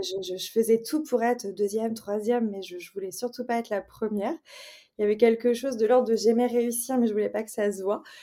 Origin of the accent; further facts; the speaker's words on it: Brittany, France; je suis originaire de Bretagne. J'ai grandi dans un milieu familial plutôt, euh, je dirais, modeste